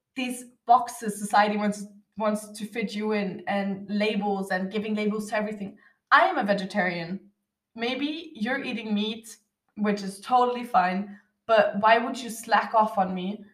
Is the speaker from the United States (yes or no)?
no; Austria; I'm from Austria